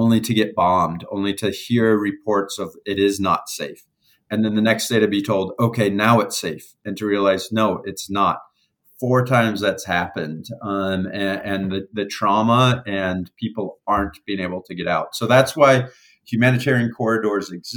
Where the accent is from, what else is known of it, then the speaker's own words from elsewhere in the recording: United States; I'm from America